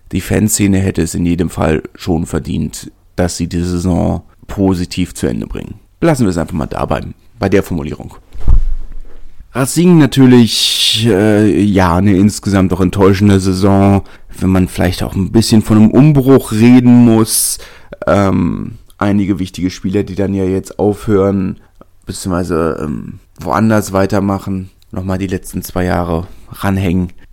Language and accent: German; Berlin, Germany; als Berliner